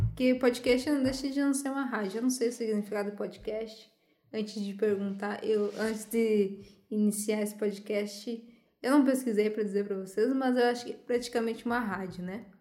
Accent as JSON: {"language": "Portuguese", "town": "Santo Ângelo", "region": "Rio Grande do Sul", "country": "Brazil", "said": "sou de Santo Ângelo"}